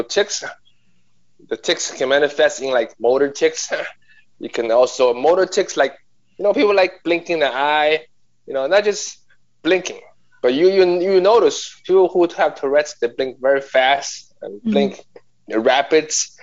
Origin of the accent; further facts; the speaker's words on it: Nanjing, Jiangsu, China; now in New York, United States; I'm a New Yorker. But before that, I was born and raised in Nanjing, China